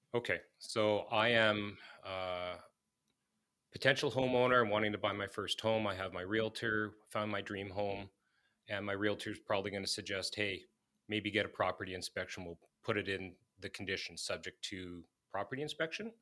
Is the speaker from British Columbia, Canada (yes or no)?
no; Manitoba, Canada; I've born and raised in Manitoba